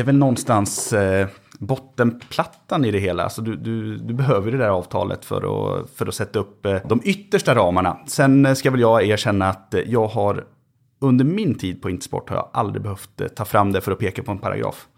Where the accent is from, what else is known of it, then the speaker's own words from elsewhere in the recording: Köping, Västmanland, Sweden; moved away; jag har inte varit hemma i Köping på nästan två år